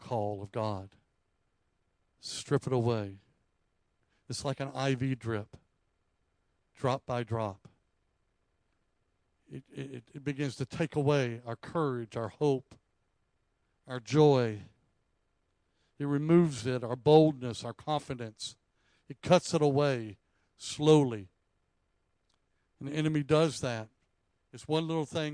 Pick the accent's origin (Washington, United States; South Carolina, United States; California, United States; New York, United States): South Carolina, United States; I grew up in South Carolina